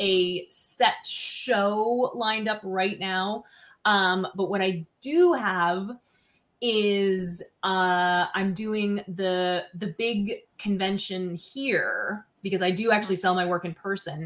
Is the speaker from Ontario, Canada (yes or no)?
no; Baddeck, Nova Scotia, Canada; in my hometown actually, which while it is a village is also an international tourist destination. Huh. Badec, Nova Scotia